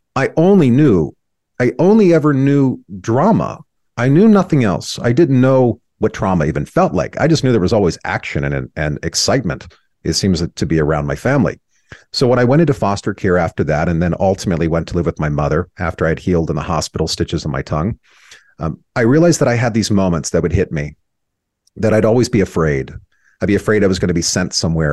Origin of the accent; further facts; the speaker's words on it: Rainbow, California, United States; first memories I had were in this dilapidated house in a town called Rainbow, California, uh, just outside of a, a town called Temecula